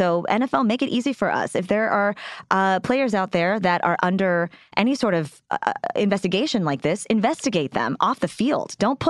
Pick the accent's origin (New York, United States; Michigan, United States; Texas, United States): Texas, United States; I'm from Texas.